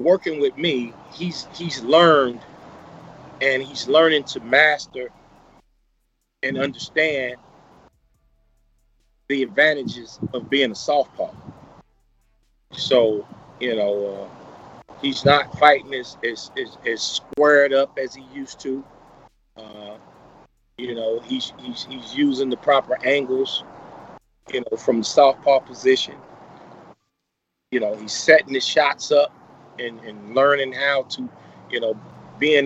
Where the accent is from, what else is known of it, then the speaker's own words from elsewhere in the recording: St. Louis, Missouri, United States; where I'm from, St. Louis